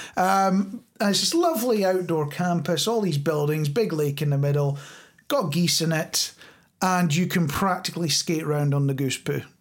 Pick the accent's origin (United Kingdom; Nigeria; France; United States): United Kingdom; Scotland